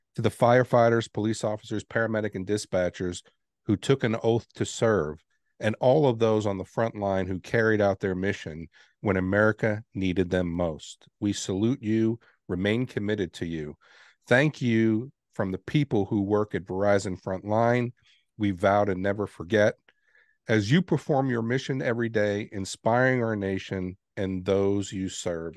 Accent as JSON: {"language": "English", "town": "New York City", "region": "New York", "country": "United States", "tie": "born or raised there", "moved": "yes", "said": "I grew up in New York City. And I got to see the Twin Towers every day when I left my home"}